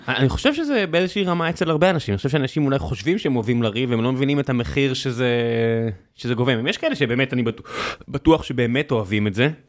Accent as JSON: {"language": "Hebrew", "country": "Israel", "said": "כישראלים יהודים"}